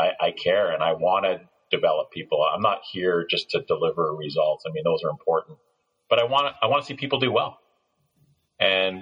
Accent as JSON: {"language": "English", "country": "Canada", "also_born_or_lived": "Ontario / United States", "said": "I'm Canadian."}